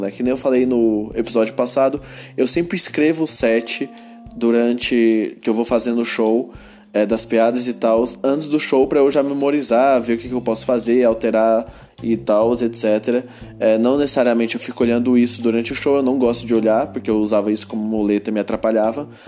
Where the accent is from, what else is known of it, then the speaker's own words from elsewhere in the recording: Goiânia, Goiás, Brazil; eu sou de Goiânia e esse aqui é meu podcast.